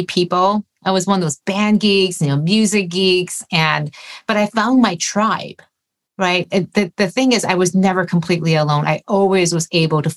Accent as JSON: {"language": "English", "town": "Detroit", "region": "Michigan", "country": "United States", "tie": "born or raised there", "said": "I grew up in the Detroit area"}